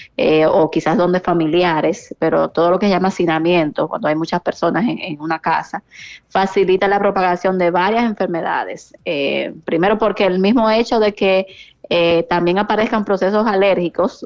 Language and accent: Spanish; San Francisco de Macorís, Duarte, Dominican Republic; yo soy de San Francisco de Macorís.